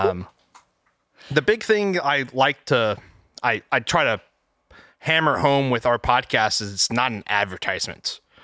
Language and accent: English; Texas, United States; I'm an electrical engineer, um, born and raised in Texas